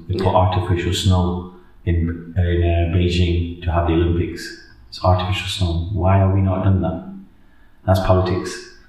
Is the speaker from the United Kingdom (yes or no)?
yes; England, United Kingdom; if we're from England?